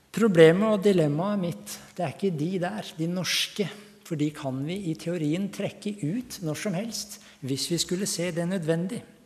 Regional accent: Hallingdal, Buskerud, Norway; also born or lived in Tanzania / Nairobi, Kenya; now in Ringshaug, Norway; Jeg kommer opprinnelig fra Hallingdal, men nå bor jeg på Ringshaug.

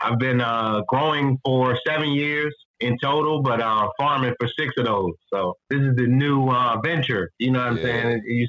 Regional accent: Fredericksburg, Virginia, United States; born there; I was born in Fredericksburg, Virginia, which is, again, another suburb. Well, it's become a suburb of Washington, D.C., but I was born in Fredericksburg, Virginia.

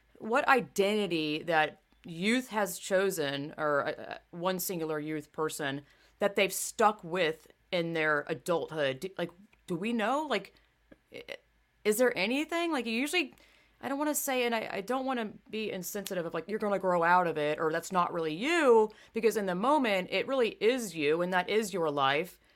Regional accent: the South, United States; I grew up in the South

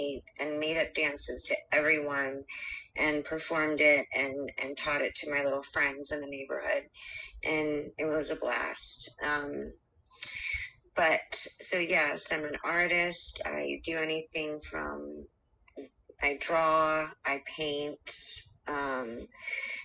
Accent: Cocoa Beach, Florida, United States; I was born in Cocoa Beach, Florida.

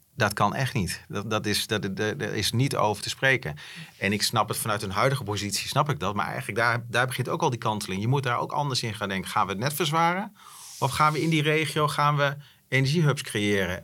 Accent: Netherlands; wij zijn ook wel afgelopen jaren als Nederlanders best wel verwend

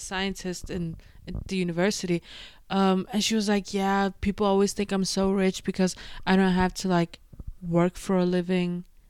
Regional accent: Denmark; also born or lived in London, United Kingdom; now in New York City, United States; I was born and raised in Denmark

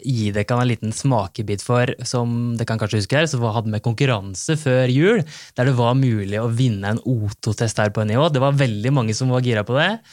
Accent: Bø, Vestfold og Telemark, Norway; hjemme i Bø i Telemark

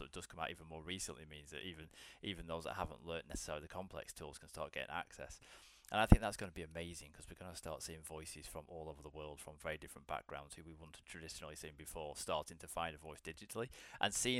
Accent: Blackpool, North West England, United Kingdom; now in London, United Kingdom; I currently live in London, but I'm originally from a small town up in northern England called Blackpool.

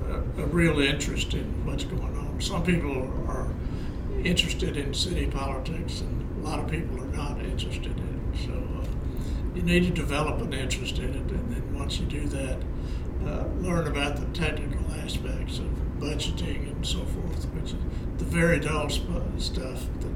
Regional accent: Shreveport, Louisiana, United States; born there; I was born in Shreveport.

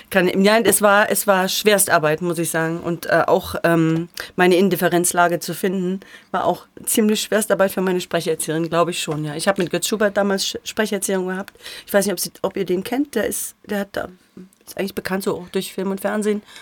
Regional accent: Thuringia, Germany; accent: Erfurt dialect; Also ich muss sagen, ich bin ja aus, ich bin ja eine Thüringerin.

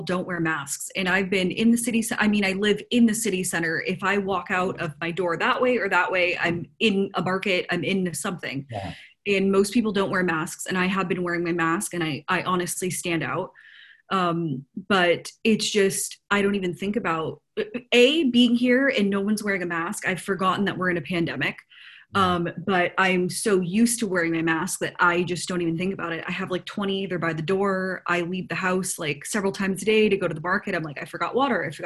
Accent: United States; moved away as an adult; now in Albania; I'm American

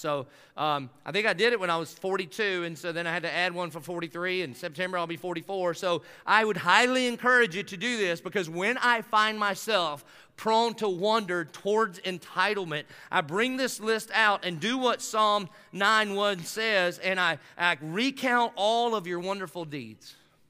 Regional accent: the South, United States; Being American, I will never apologize for that. The next one's even better, being Southern, by the grace of God.

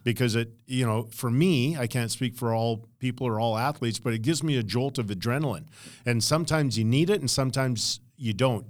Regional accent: Edmonton, Alberta, Canada; also born or lived in Los Angeles / Medicine Hat; now in Calgary, Canada; growing up in Edmonton, and I wanted to be a park warden.

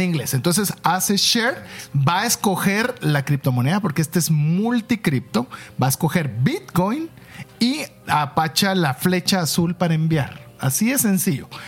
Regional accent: Guatemala; somos orgullosamente guatemaltecos

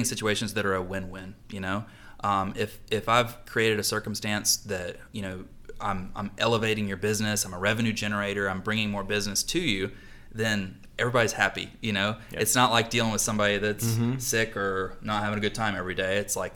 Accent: Charlotte, North Carolina, United States; also born or lived in Mooresville, North Carolina; I am a native Charlatan, probably the last one left

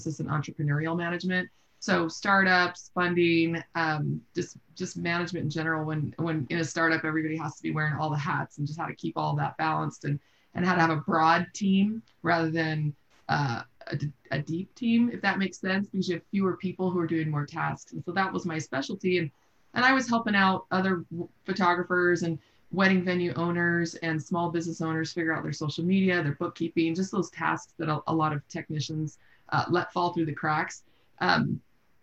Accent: Seattle, Washington, United States; also born or lived in Austin, Texas; now in Salt Lake City, United States; I grew up in Seattle, and my husband grew up in Idaho.

